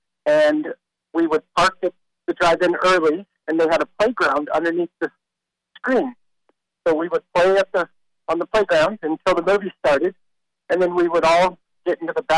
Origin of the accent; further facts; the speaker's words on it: Oregon, United States; moved away; I grew up in Oregon, so my movie experience is from there.